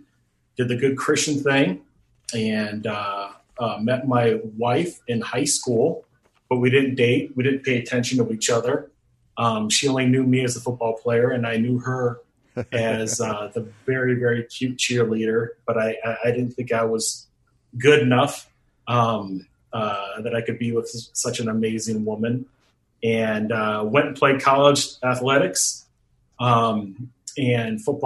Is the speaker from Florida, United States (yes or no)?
no; Phoenix, Arizona, United States; also born or lived in Detroit, Michigan; I was born in Detroit, Michigan, was raised in Phoenix, Arizona.